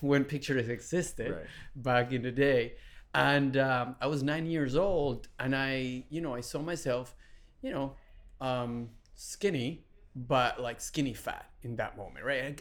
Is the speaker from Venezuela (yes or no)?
yes; Venezuela; English is a second language; moved away as an adult; also born or lived in Texas; now in Los Angeles, United States; I was born in Venezuela. Um, my dad is Syrian. My mom is Venezuelan, Hispanic. I was born in 1981. I have three sisters um, and grew up in a you know beautiful a very humble household.